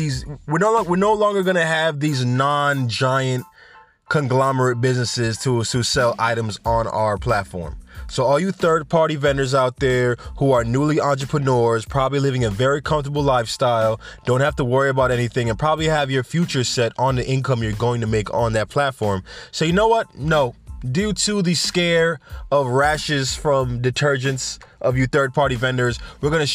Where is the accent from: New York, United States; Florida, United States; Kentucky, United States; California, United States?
New York, United States; accent: New York; also born or lived in Jamaica; I grew up here when I was 2 years old, so my accent is totally New York